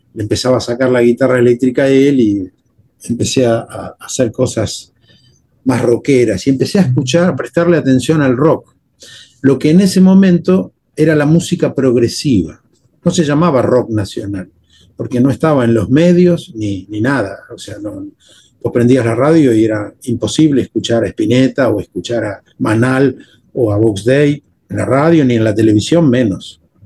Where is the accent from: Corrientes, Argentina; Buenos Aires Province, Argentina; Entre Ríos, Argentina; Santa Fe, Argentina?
Buenos Aires Province, Argentina; Temperley; accent: Porteño; yo soy argentino, yo nací en la Argentina y me crié con los códigos de mi país en la Argentina